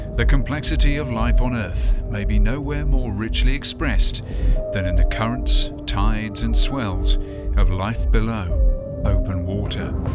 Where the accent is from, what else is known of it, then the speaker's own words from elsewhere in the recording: hometown near Poole, Dorset, South West England, United Kingdom; My hometown's arts festival, Arts by the Sea, does tend to have a sense of ocean culture